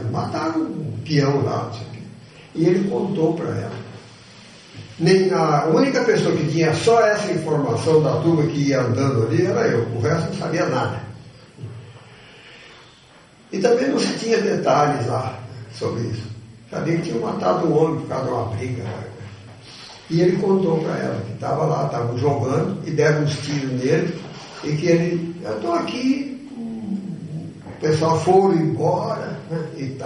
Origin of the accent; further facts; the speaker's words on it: São Paulo, Brazil; moved away; also born or lived in Minas Gerais; Eu sou paulista de nascimento, sei disso.